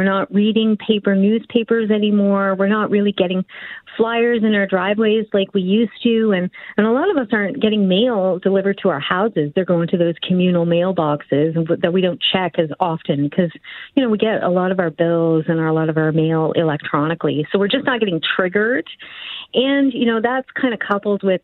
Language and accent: English; Cape Breton, Nova Scotia, Canada; accent: East Coast; I'm from the East Coast, so everything I say has a very strong accent, but I say coupon, and I'm Cape Bretoner